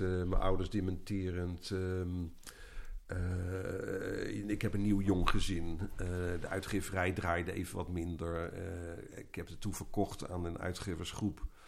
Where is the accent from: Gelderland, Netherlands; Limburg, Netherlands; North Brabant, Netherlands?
North Brabant, Netherlands; Eindhoven; in mijn jeugd in Eindhoven